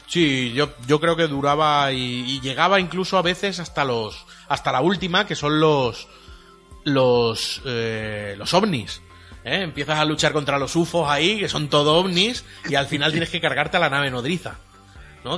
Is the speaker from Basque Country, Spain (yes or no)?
no; Elda, Valencian Community, Spain; aquí en Elda, ¿eh? en mi pueblo